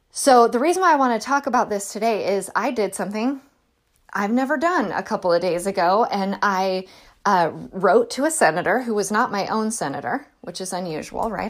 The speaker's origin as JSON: {"language": "English", "region": "California", "country": "United States", "said": "I'm from California"}